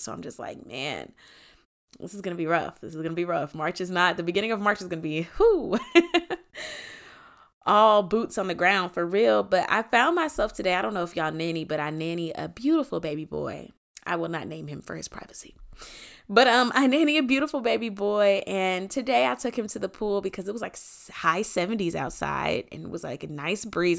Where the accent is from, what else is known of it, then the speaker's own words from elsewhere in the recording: Atlanta, Georgia, United States; Before I'm from Atlanta, I am a child of God